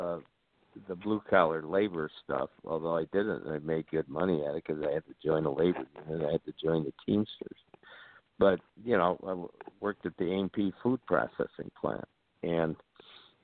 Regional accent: New York, United States; When I grew up in the New York State education, you had a local diploma and a regents diploma

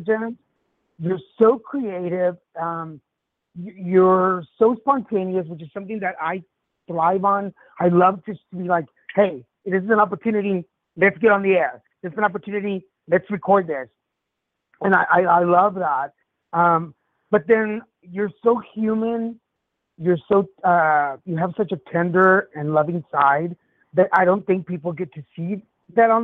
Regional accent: Texas, United States; also born or lived in Mexico / Dallas, Texas; I'm originally from Mexico, raised in Texas

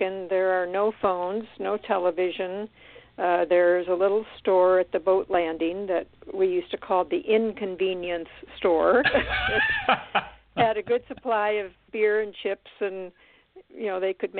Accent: Midwest, United States; moved away; I was born and raised in the Midwest

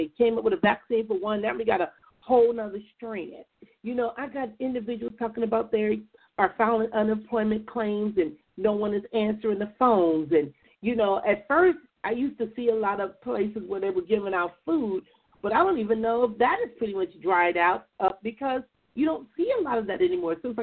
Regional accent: Compton, California, United States; a kid growing up in Compton

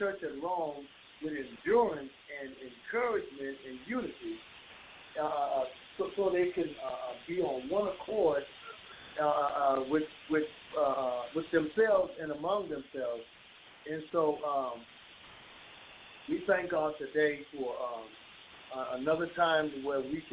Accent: Bahamas; moved away; I'm born and raised in the Bahamas

